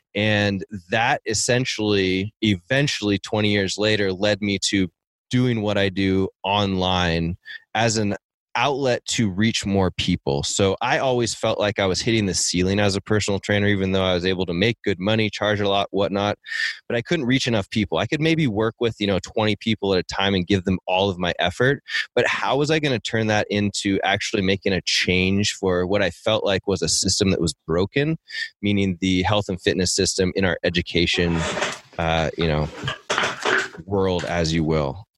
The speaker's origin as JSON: {"language": "English", "town": "Seattle", "region": "Washington", "country": "United States", "tie": "born or raised there", "moved": "yes", "said": "I grew up in Seattle"}